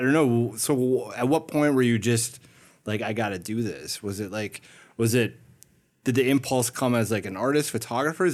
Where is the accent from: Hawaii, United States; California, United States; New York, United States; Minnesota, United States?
Minnesota, United States; I'm from Minnesota